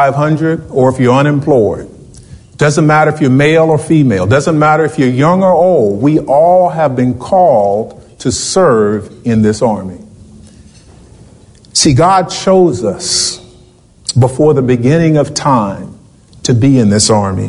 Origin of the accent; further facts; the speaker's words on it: Richmond, Virginia, United States; I was born in Richmond, Virginia